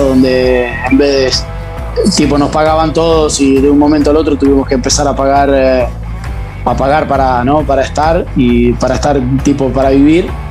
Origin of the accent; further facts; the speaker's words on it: Conesa, Buenos Aires, Argentina; moved away as an adult; now in San Marino; arranqué en el Babi de, mi pueblo, en Conesa, eh, hasta la edad de, de, 14, 15 años